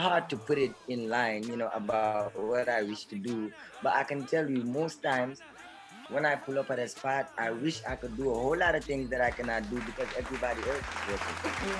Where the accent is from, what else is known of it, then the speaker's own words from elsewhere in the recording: Brikama, West Coast Region, Gambia; I'm from Brikama